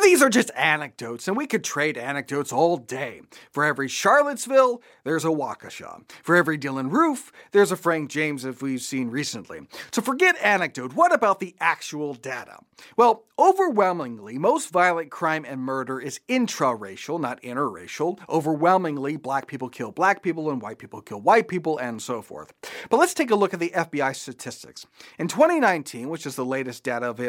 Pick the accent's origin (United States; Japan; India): Japan; I grew up in Japan